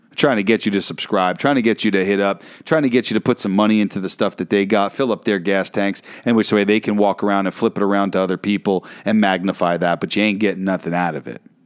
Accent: New York City, New York, United States; that is my home state, my hometown

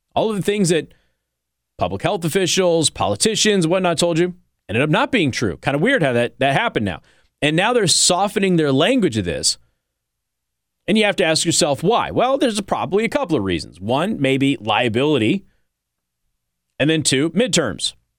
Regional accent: Southwest, United States; moved away; I was from the Southwest.

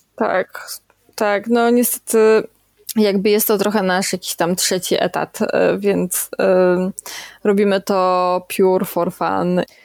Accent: Kędzierzyn-Koźle, Opole Voivodeship, Poland; jestem dziewczyna z Kędzierzyna

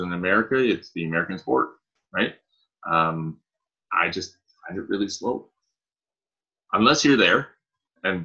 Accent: Canada; I, as a Canadian

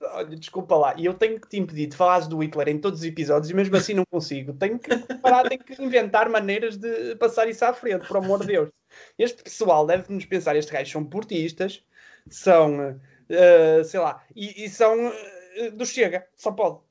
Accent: Matosinhos, Norte, Portugal; eu cresci em, em Matosinhos

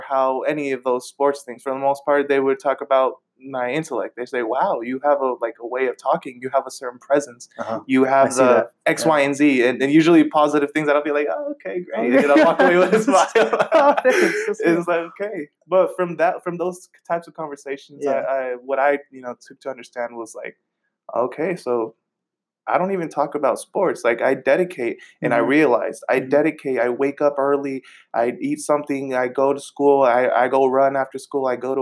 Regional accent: Bay Point, California, United States; I grew up in Bay Point.

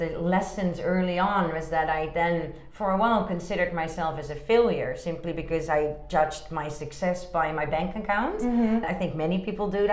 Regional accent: Amsterdam, North Holland, Netherlands; moved away as an adult; also born or lived in Hong Kong / Rotterdam; now in China; I'm originally from Amsterdam, the Netherlands

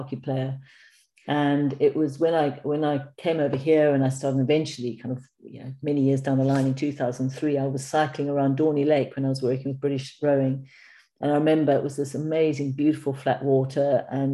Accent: Cape Town, Western Cape, South Africa; moved away as an adult; also born or lived in Bloemfontein, South Africa; now in United Kingdom; born in a little place called Bloemfontein, and then but grew up, I spent my first 30 years in Cape Town.

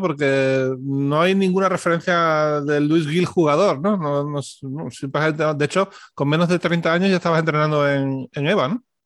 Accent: Seville, Andalusia, Spain; Los dos somos sevillanos

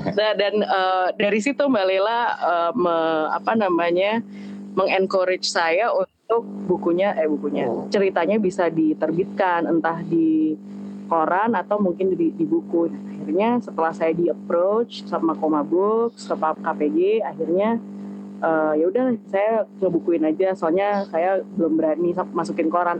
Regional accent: Depok, West Java, Indonesia; moved away as an adult; also born or lived in Jakarta; now in Yogyakarta, Indonesia; aku gede di Depok dan uh, apa-apanya di Jakarta gitu dan sekarang pindah ke Jogja udah dua tahun

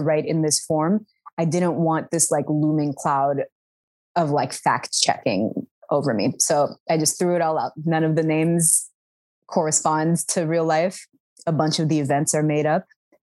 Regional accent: Sudan; accent: Sudani; here is how I, in my Sudani accent, would spell this.

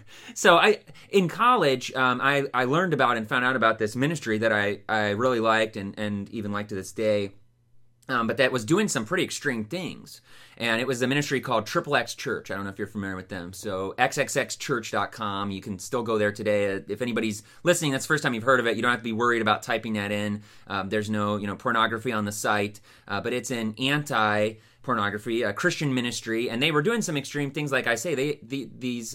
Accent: Youngstown, Ohio, United States; also born or lived in Pennsylvania; so I grew up in the Youngstown area um, and then uh, lived here the majority of my life

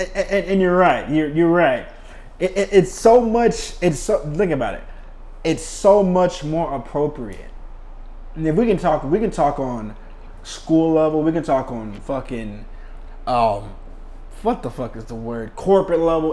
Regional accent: United States; as an American

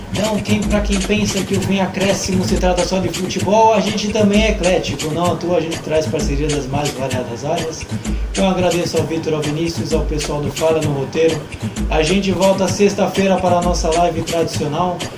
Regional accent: Santos, São Paulo, Brazil; a gente é daqui de Santos

